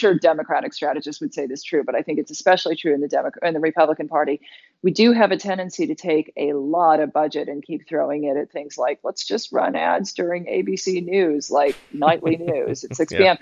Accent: London, United Kingdom; now in United States; as a British citizen

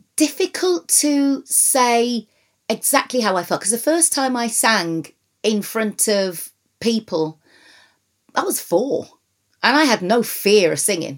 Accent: Wolverhampton, West Midlands, United Kingdom; moved away; being born and raised in Wolverhampton

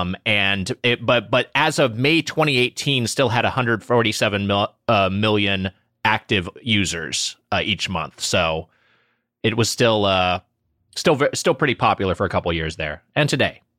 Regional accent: Southern California, United States; I performed at Disneyland as a kid because I grew up in Southern California

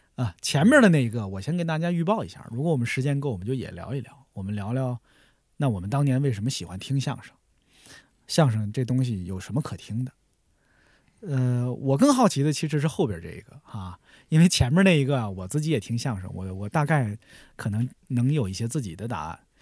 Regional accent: Tianjin, China; 我小时候是在天津电视台

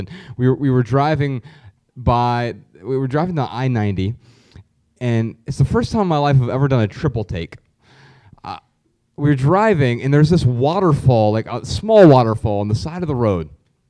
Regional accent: Dayton, Ohio, United States; moved away as an adult; So, yeah, I spent the first 31 years of my life there and absolutely love the city

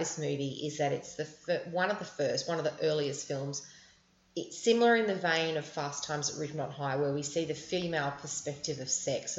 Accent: Sydney, New South Wales, Australia; We grew up on the North Shore. We didn't grow up in surfing culture.

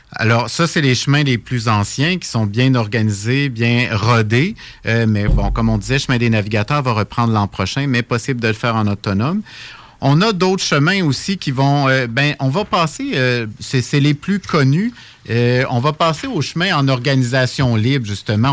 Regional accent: Laurentides, Quebec, Canada; je suis originaire de la région des Laurentides

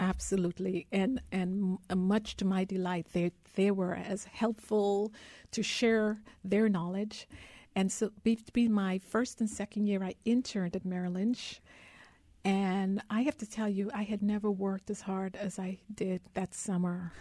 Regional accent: Guyana; now in United States; I was born in Guyana, South America. I grew up in a country of the size of Rhode Island, less than a million people.

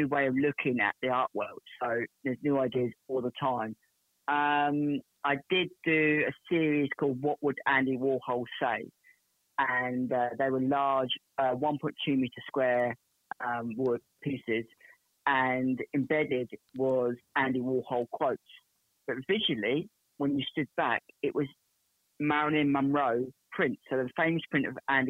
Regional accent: Portsmouth, South East England, United Kingdom; I'm from Portsmouth in England

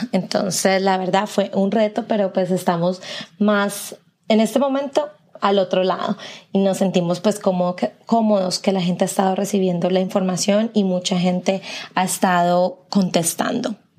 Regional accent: Colombia; now in Tennessee, United States; yo soy de Colombia

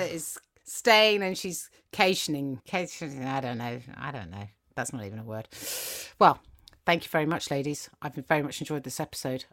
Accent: England, United Kingdom; English schools, which is, that's where I went. I was in England. I don't know if you can tell by my accent.

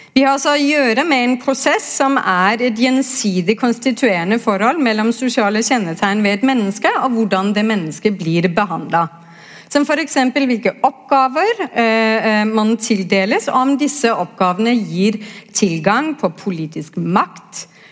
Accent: Denmark; now in Norway; er jo født og oppvokst i Danmark

